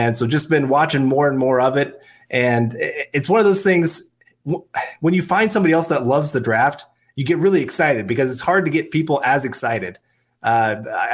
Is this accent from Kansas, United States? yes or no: yes; Kansas, United States; I'm from Kansas